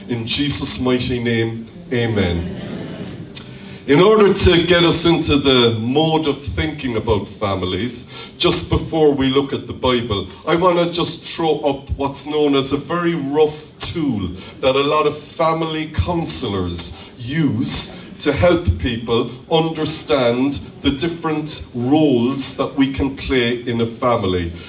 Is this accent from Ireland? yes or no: yes; Ireland; as Irish people